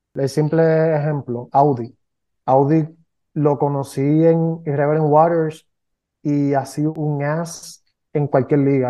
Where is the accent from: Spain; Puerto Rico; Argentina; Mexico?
Puerto Rico; aquí somos puertorriqueños